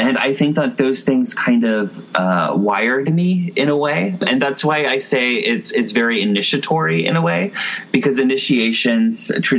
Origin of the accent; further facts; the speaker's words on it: California, United States; Kind of all over California. I was originally a foster care kid around the age of like 4 or 5.